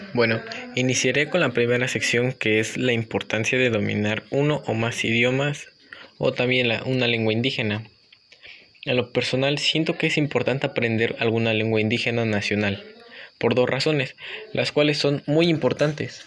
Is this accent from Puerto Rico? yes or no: no; Mexico; nuestras culturas y tradiciones como mexicanos